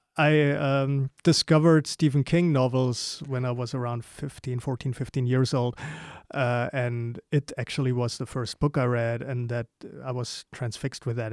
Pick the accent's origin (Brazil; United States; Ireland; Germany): Germany; growing up in Germany